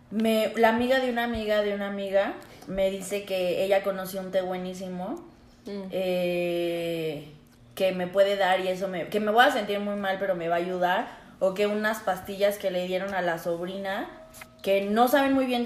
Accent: Mexico City, Mexico; Soy de la Ciudad de México.

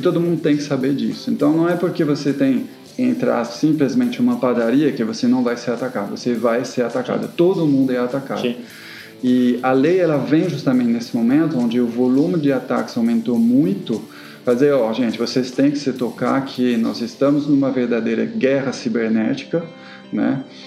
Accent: France; accent: French; Portuguese is a second language; now in Brazil; eu sou francês. Então, é, eu venho da França, já faz bastante tempo que estou aqui no Brasil, né? Mesmo assim, não perdi o sotaque

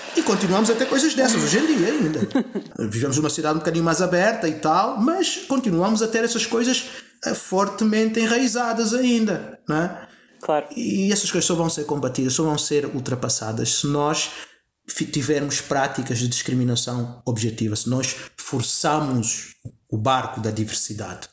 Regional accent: Angola; moved away; also born or lived in Portugal / New York; Eu nasci em Angola e eu, e eu cresci em Angola

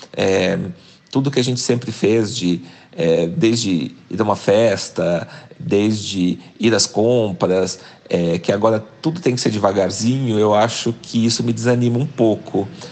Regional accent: Cambé, Paraná, Brazil; moved away as an adult; also born or lived in Curitiba / Germany; eu sou do interior do Paraná, nasci numa cidadezinha chamada

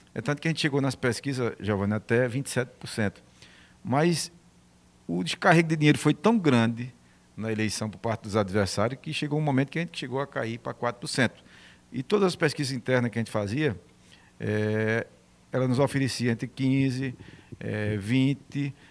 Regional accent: Santa Cruz da Baixa Verde, Pernambuco, Brazil; ser eleito prefeito da terra onde você nasceu

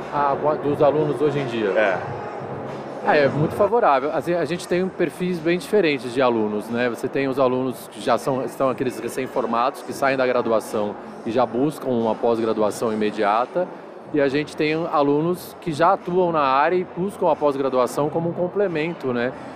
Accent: Santos, São Paulo, Brazil; eu sou de Santos, é, atuei sempre lá em Santos com clínica médica e cirúrgica geral

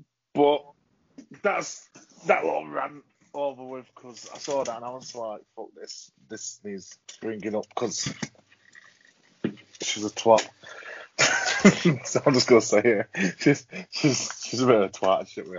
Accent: Yorkshire and the Humber, United Kingdom; we're from Yorkshire

